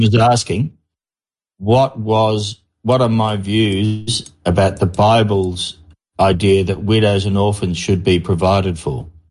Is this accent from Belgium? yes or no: no; Australia; I'm an Australian mining engineer